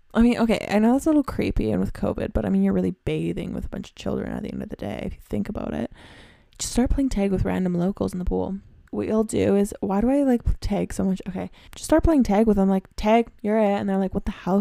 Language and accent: English; Canada; I'm from Canada